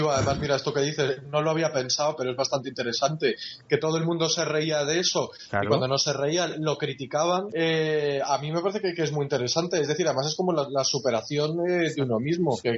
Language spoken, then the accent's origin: Spanish; Spain; moved away